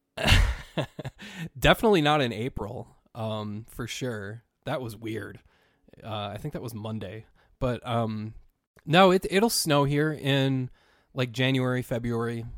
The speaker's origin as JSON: {"language": "English", "region": "Minnesota", "country": "United States", "said": "I'm from Minnesota, um, and growing up in the 1980s"}